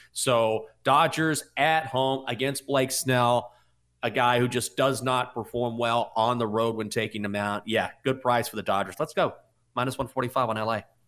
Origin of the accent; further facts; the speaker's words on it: Washington, District of Columbia, United States; My hometown team